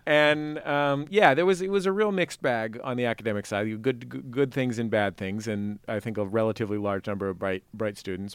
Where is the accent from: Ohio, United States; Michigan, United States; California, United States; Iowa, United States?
California, United States; San Francisco; I grew up in in the Mission sort